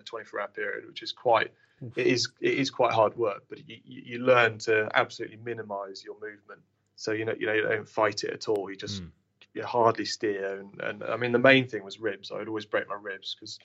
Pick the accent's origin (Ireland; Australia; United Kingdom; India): United Kingdom; Lincolnshire, East Midlands; we're from Lincolnshire